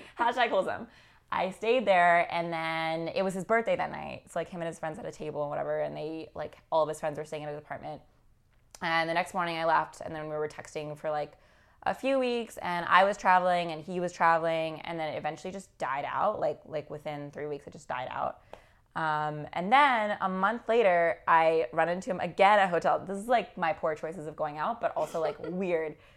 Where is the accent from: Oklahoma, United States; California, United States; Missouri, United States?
California, United States; moved away as an adult; also born or lived in Midwest; now in New York, United States; I'm from California originally